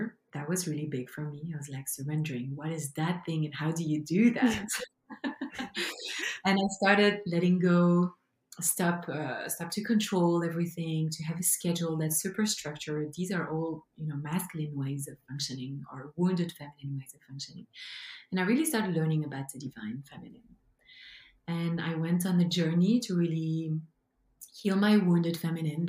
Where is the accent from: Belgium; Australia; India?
Belgium; English is a second language; now in British Columbia, Canada; as you can hear from my beautiful and charming accent. This is my mother tongue. I come from Belgium, but I now live in Canada, in BC, beautiful British Columbia